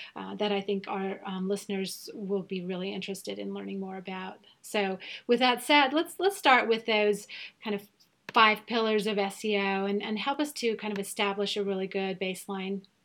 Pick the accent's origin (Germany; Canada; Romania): Germany; first language German; English is a second language; I'm from Germany. So yes, we are both native speakers